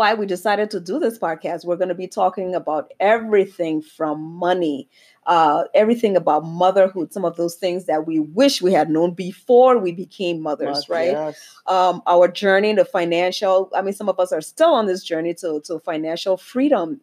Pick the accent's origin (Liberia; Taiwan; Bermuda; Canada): Liberia; now in Minnesota, United States; I'm originally from Liberia, West Africa, and I am Liberian to the core.